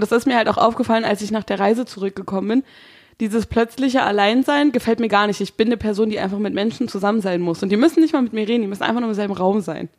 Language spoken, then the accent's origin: German; Brandenburg, Germany; moved away as an adult; now in Berlin, Germany; meine Familie kommt ja aus Berlin und ich bin ja nur schulemäßig in Brandenburg äh, zur Schule gegangen, was man vielleicht einmal im Dialekt hört